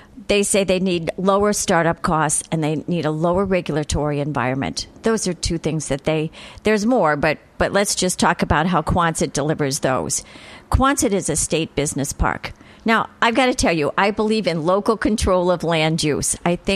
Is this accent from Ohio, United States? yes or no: yes; Ohio, United States; now in Rhode Island, United States; I'm actually from Ohio originally, which gives me a different perspective on Rhode Island than most folks